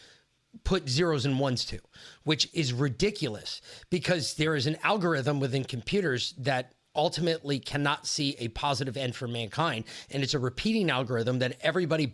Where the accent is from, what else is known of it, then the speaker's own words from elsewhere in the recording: Danbury, Connecticut, United States; moved away; we grew up, like where we went to high school in Connecticut